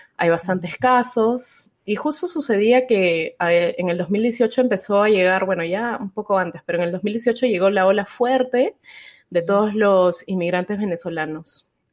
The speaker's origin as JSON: {"language": "Spanish", "region": "Lima", "country": "Peru", "moved": "yes", "lives_now": "Houston, United States", "said": "allá en Lima, que es de donde yo soy"}